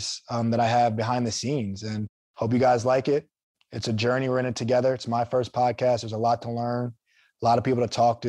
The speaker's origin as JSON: {"language": "English", "region": "New Jersey", "country": "United States", "tie": "born or raised there", "said": "born and raised in New Jersey"}